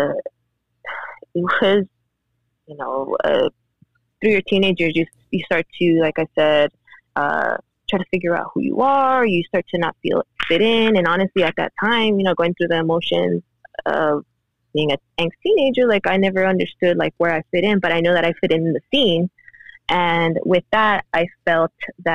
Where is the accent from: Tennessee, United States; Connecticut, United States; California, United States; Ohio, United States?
California, United States; South Gate; also born or lived in Mexico; growing up in Southgate